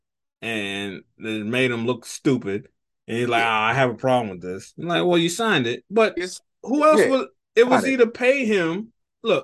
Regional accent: Florida, United States; growing up in Florida

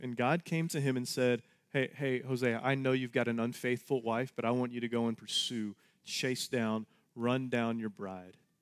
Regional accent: Texas, United States; We're all Texans

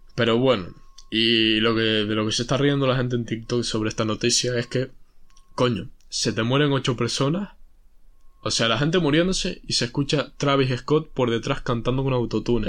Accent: Spain; si soy español

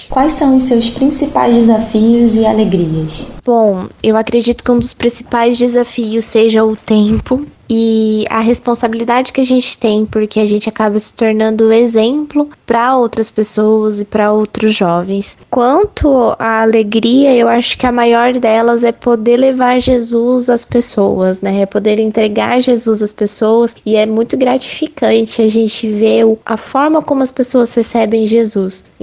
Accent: Agudos, São Paulo, Brazil; Eu tenho 23 anos e eu sou da cidade de Agudos, que fica no interior de São Paulo.

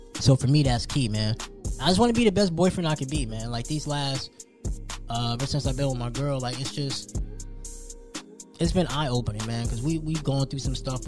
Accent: New Jersey, United States; moved away; I'm from New Jersey

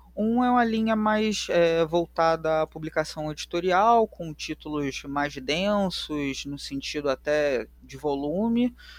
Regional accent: Rio de Janeiro, Brazil; accent: carioca; o sotaque já denuncia que eu sou do Rio de Janeiro, eu sou carioca

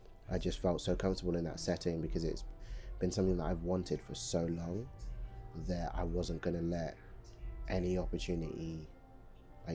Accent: London, United Kingdom; also born or lived in Democratic Republic of the Congo; most of what I remember growing up has been the UK, has been London.

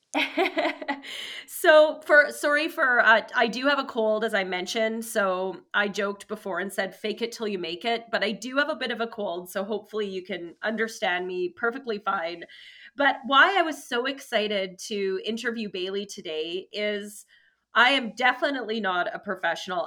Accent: Wetaskiwin, Alberta, Canada; I grew up in Wetaskiwin

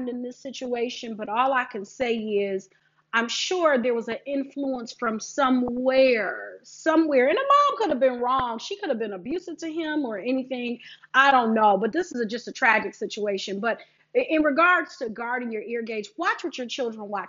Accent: Detroit, Michigan, United States; I am a Detroit girl. I am from Michigan.

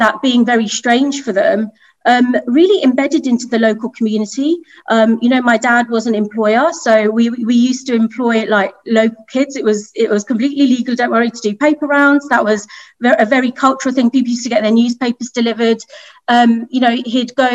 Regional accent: United Kingdom; You may take away from my accent. I'm from the UK. I'm a proud British Indian

